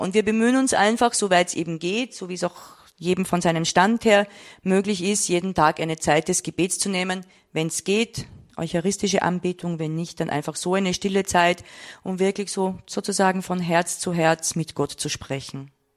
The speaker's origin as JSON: {"language": "German", "region": "Vienna", "country": "Austria", "said": "Ich komme aus Wien"}